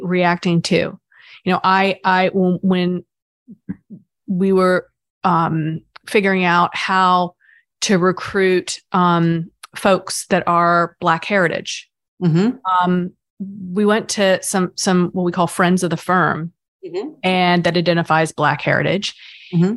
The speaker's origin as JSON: {"language": "English", "region": "the South", "country": "United States", "tie": "born or raised there", "said": "I grew up in the South"}